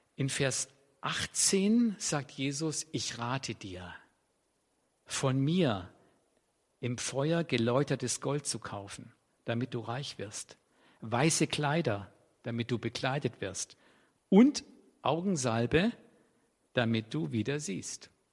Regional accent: Swabia, Germany; für mich als Schwabe

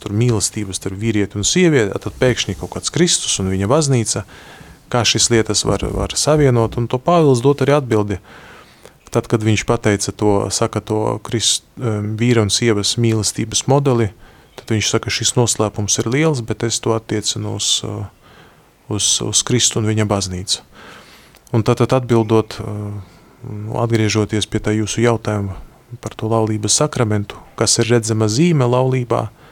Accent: Latvia; Es esmu no Latvijas

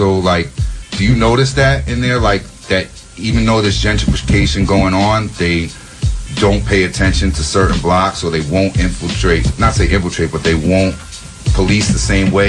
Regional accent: New York City, New York, United States; I'm from Prospect Heights right here on Washington, whatever, is actually the largest amount. It's a small neighborhood, but by ratio, it's the largest amount of gentrification.

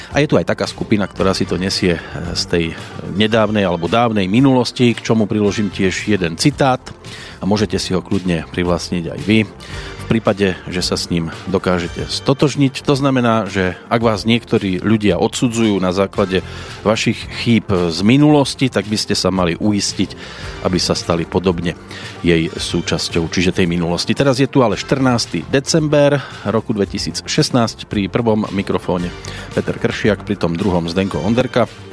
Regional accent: Prievidza, Trenčín Region, Slovakia; u nás v Prievidzi

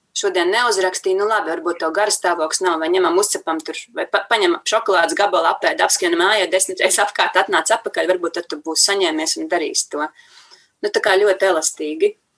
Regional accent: Latvia; mēs esam latvieši, ka mēs dzīvojam šajā brīnišķīgajā zemītē

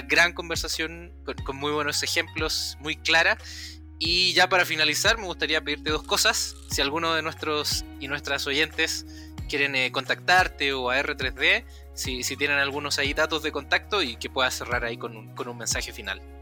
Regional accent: Chile; accent: Chilean; hablo como chileno rápido

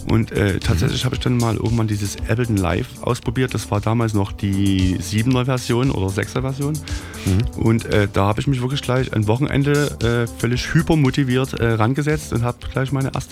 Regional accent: Dorfhain, Saxony, Germany; in der Blüte meiner Jugend am Arsch der Welt gewohnt, in Dorfhain.

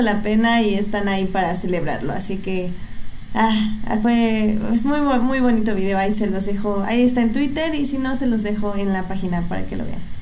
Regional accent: State of Mexico, Mexico; en mi pueblo, o sea, allá en el Estado de México, que tenemos un cine en cada esquina

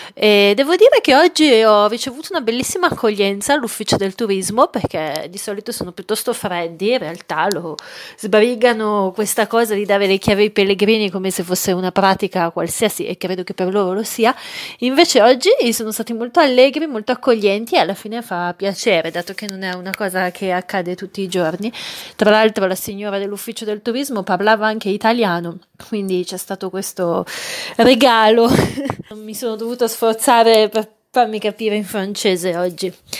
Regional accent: Milan, Lombardy, Italy; per me che sono milanese

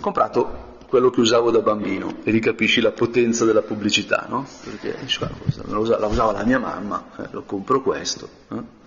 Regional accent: Brianza, Lombardy, Italy; also born or lived in Spain; essendo Brianzolo

